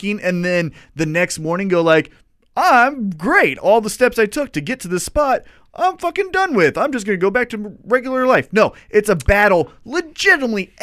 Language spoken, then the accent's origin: English; Kansas City, United States; I was from Kansas City